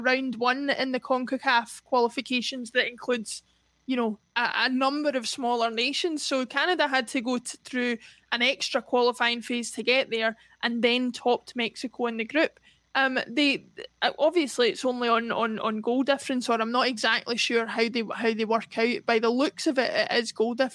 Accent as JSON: {"language": "English", "region": "Scotland", "country": "United Kingdom", "said": "as Scottish people"}